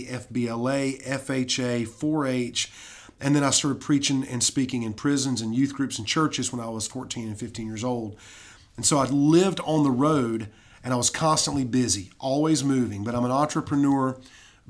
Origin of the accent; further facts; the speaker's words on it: Fountain Inn, South Carolina, United States; now in Anderson, United States; I grew up in Fountain Inn